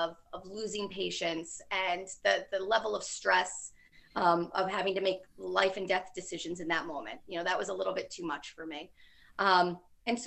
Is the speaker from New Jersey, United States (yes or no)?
yes; Rutherford, New Jersey, United States; I grew up in Rutherford, New Jersey, which had some really great schools